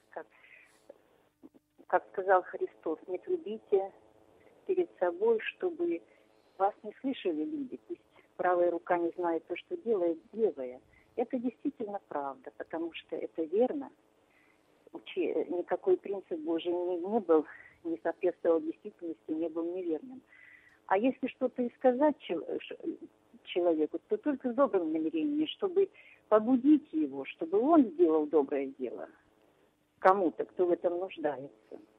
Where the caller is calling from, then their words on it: Kramatorsk, Donetsk Oblast, Ukraine; я звоню из Краматорска.